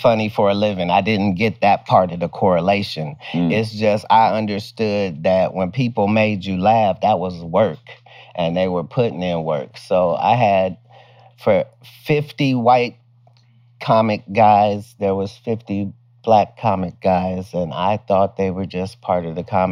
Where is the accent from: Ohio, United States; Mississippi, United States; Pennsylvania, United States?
Ohio, United States; Dayton; moved away; also born or lived in Cincinnati, Ohio / Oklahoma City / Sacramento / Oakland; I was born in Cincinnati. I was raised in Dayton